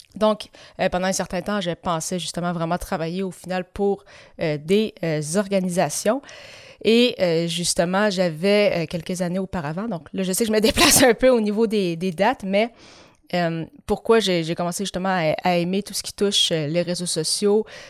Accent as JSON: {"language": "French", "town": "Granby", "region": "Quebec", "country": "Canada", "tie": "born or raised there", "also_born_or_lived": "La Tuque, Mauricie, Quebec", "said": "J'ai par la suite déménagé à Granby où j'ai vécu pendant plus de 17 ans et demi"}